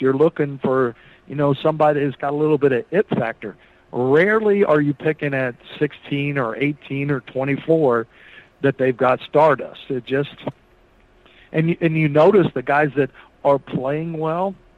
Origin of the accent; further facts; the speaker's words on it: Noblesville, Indiana, United States; also born or lived in Lawrence, Indiana / Bloomington, Indiana; I'm from Indiana. I grew up in Lawrence and Noblesville, and I was born in Bloomington.